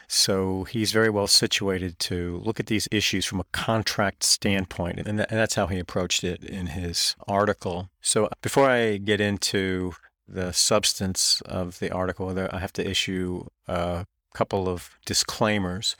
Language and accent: English; North Carolina, United States; I grew up in North Carolina